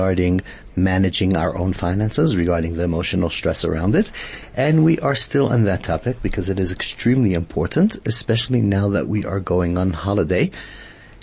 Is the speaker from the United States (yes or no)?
no; South Africa; the way we live as South African Jews here